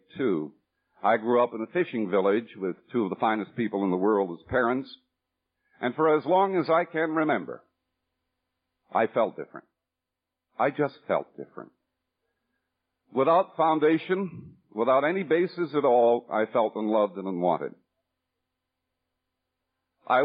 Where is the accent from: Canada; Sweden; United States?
Canada; Newfoundland and Labrador; also born or lived in Manitoba; I was born in Newfoundland